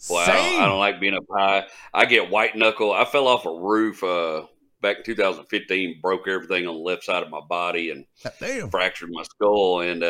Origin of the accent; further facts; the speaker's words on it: Kilgore, Texas, United States; I'm from Kilgore, and we don't mess with Terrell.